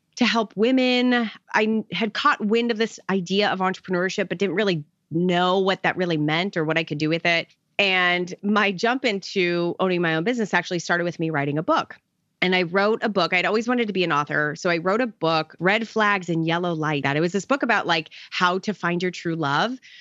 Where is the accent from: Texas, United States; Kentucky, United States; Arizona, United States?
Arizona, United States; now in Tampa, United States; I grew up in Arizona, so I'm totally a desert baby.